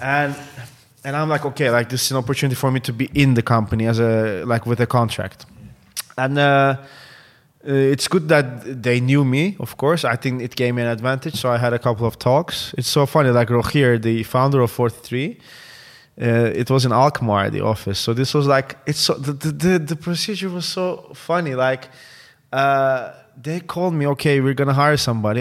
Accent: Istanbul, Turkey; English is a second language; moved away as an adult; now in Amsterdam, Netherlands; I was born and raised in Istanbul.

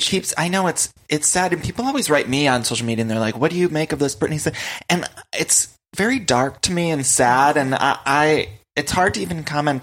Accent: Ohio, United States; growing up in Ohio

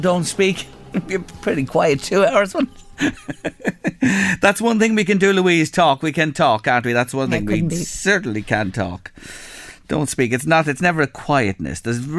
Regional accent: Ireland; can I go to Germany and open an account, being an Irish person in a bank in Germany?

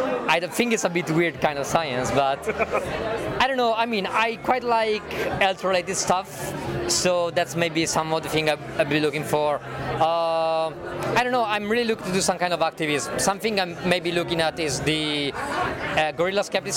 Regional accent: Italy; moved away as an adult; now in London, United Kingdom; I'm from Italy. Been in London for quite some time

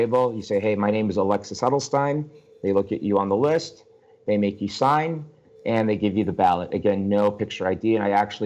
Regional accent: Argentina; now in United States; I'm from Argentina.

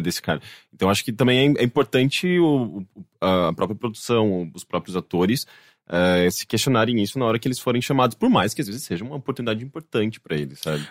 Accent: Brazil; accent: Brazilian; é o nosso sotaque brasileiro falando inglês

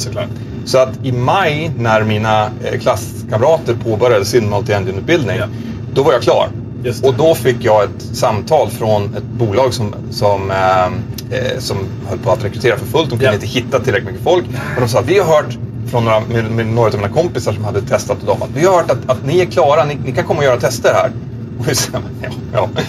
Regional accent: Sweden; moved away; also born or lived in Nyköping / Girona; Jag fick min commandbas hemma i Sverige.

